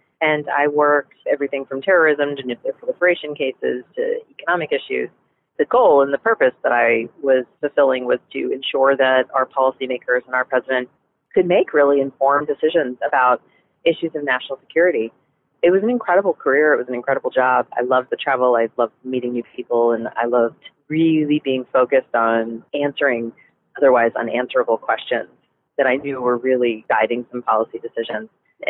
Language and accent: English; Virginia, United States; also born or lived in New Jersey, United States; I was born in New Jersey, and we moved up and down the East Coast until we settled in Virginia, and my parents stayed there and retired there.